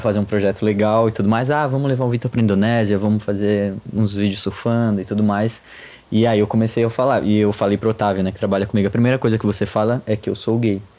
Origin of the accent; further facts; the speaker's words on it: Florianópolis, Santa Catarina, Brazil; moved away as an adult; also born or lived in United States / Australia; now in São Paulo, Brazil; eu sou de Florianópolis